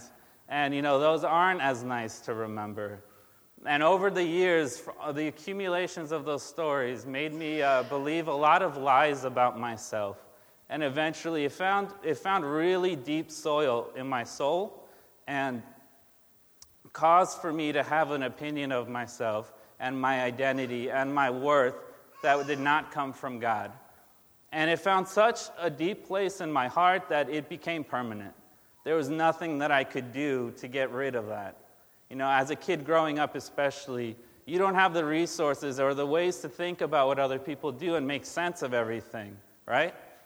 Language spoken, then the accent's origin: English; Brazil; now in United States; I am from Brazil. I was born in Brazil.